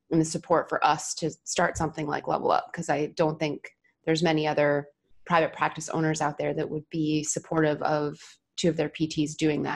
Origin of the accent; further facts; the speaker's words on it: New Jersey, United States; moved away; I was home between travel assignments because I'm from New Jersey originally.